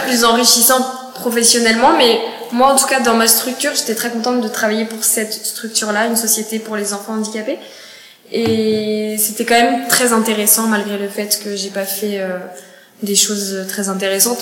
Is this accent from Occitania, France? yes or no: no; Cognac, Nouvelle-Aquitaine, France; moved away as an adult; now in Montreal, Canada; moi, je suis née euh, dans la ville de Cognac